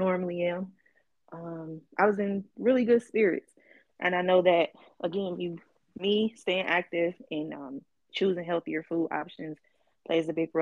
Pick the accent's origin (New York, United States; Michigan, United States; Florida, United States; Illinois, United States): Illinois, United States; Chicago; moved away as an adult; also born or lived in California; Chicago is always home